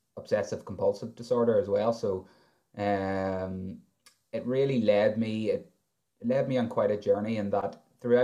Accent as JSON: {"language": "English", "area": "County Armagh", "region": "Northern Ireland", "country": "United Kingdom", "said": "I'm 28 from County Armagh."}